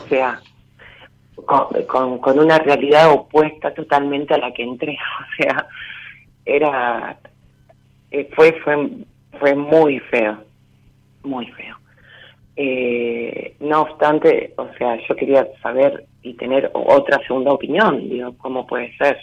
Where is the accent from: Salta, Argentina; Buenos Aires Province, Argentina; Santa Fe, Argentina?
Santa Fe, Argentina; Rosario; soy de Rosario